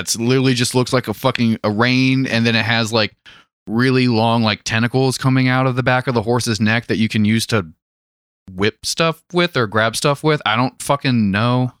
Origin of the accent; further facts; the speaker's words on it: United States; being an American